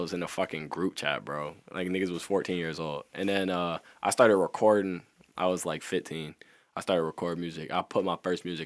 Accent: Detroit, Michigan, United States; I'm a nigga from Detroit. I grew up on the west side of Detroit

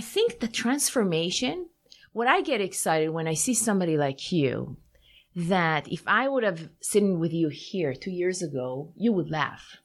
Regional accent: Tel Aviv, Tel Aviv District, Israel; moved away; also born or lived in Paris, France; I grew up in Tel Aviv in mm-hmm. in Israel

